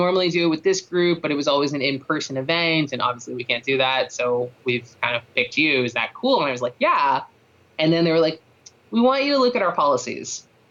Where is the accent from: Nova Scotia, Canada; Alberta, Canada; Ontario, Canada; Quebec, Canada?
Ontario, Canada; Toronto; moved away as an adult; I grew up in Toronto, like, we've only been out here for 4 years.